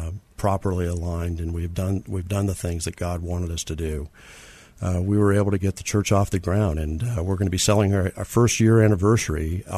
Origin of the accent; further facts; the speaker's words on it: California, United States; now in San Antonio, United States; Well, I grew up in Southern California. Spent most of my adult life in Southern California and moved to San Antonio in 1992.